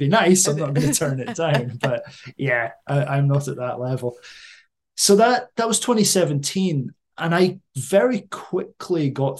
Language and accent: English; Aberdeen, Scotland, United Kingdom; moved away as an adult; now in Gifu, Japan; Gifu's landlocked, and because I grew up in Aberdeen, I like to be near the sea.